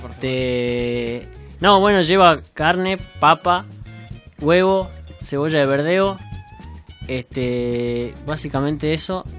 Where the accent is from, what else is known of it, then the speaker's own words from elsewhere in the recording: Salta, Argentina; now in Buenos Aires, Argentina; Y los dos somos de Salta y ella se vino a vivir acá hace un año, yo vivo hace 10 años ya